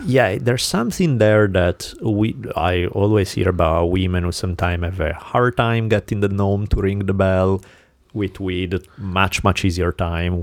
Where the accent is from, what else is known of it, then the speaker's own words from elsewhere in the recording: Italy; moved away; growing up in Italy